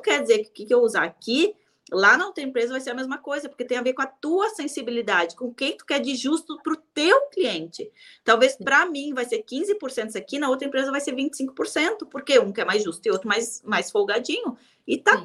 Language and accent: Portuguese; Rio Grande do Sul, Brazil; eu sou do Rio Grande do Sul